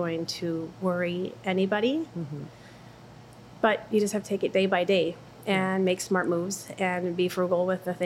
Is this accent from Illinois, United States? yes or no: yes; Illinois, United States; moved away as an adult; now in Monticello, United States; we've been here 16 years. We're originally from Illinois